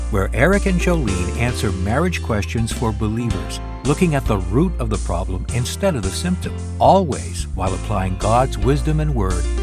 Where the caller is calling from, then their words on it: New Jersey, United States; from New Jersey.